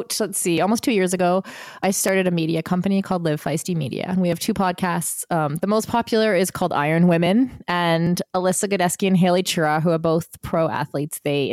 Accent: United Arab Emirates; also born or lived in Bahrain; So in where I grew up in the United Arab Emirates or in Bahrain, there's a lot of freedom.

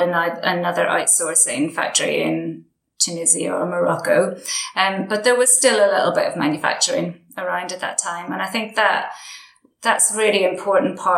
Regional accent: Derry, Northern Ireland, United Kingdom; I grew up in Derry in Northern Ireland.

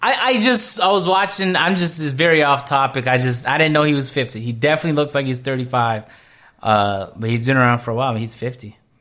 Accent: Canada; I'm from Canada

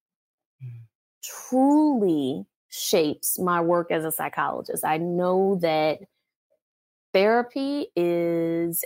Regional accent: New Orleans, Louisiana, United States; moved away as an adult; also born or lived in Georgia / North Carolina / Texas; now in California, United States; I was born and raised in New Orleans, Louisiana

